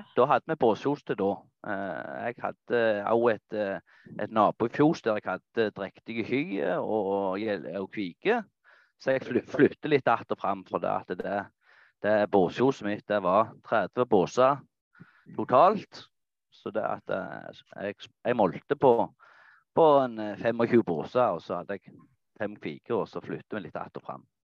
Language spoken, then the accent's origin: Norwegian; Nærbø, Rogaland, Norway; Jeg er fra Fladas eh, i Jæren. Eh, Nærbø